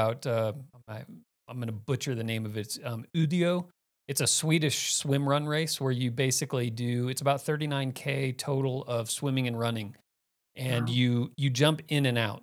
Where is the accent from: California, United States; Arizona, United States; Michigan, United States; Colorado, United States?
Arizona, United States; Phoenix; moved away; also born or lived in Miami, Florida; I spent most of my time in Phoenix.